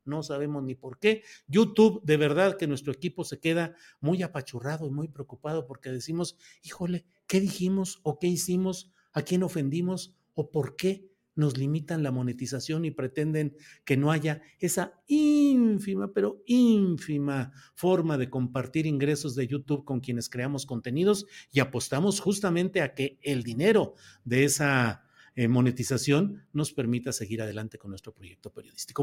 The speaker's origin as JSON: {"language": "Spanish", "region": "Coahuila", "country": "Mexico", "tie": "born or raised there", "moved": "yes"}